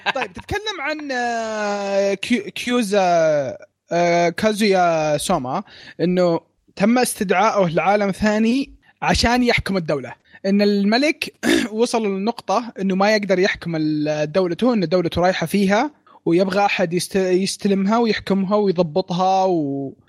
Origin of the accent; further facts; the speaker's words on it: Saudi Arabia; عندنا في السعوديه